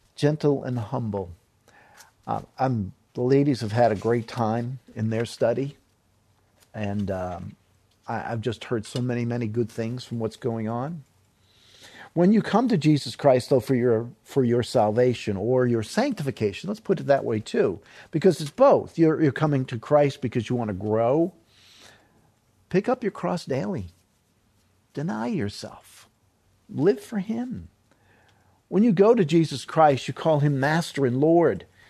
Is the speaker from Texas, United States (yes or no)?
no; New York City, New York, United States; moved away; I'm from New York City.